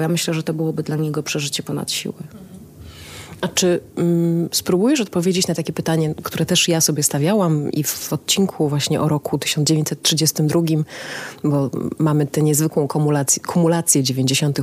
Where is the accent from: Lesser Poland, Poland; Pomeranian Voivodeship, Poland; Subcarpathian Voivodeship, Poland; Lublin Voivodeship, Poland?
Lesser Poland, Poland; Kraków; also born or lived in Cieszyn; urodziłam się już w Krakowie